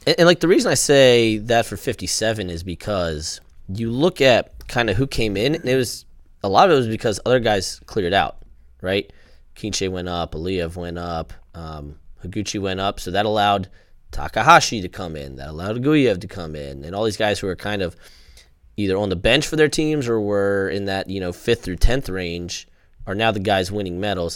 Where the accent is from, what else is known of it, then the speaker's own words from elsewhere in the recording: Maryland, United States; I'm from Maryland